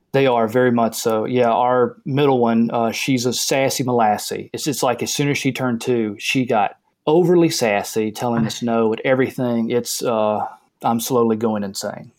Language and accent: English; the South, United States; I grew up in the South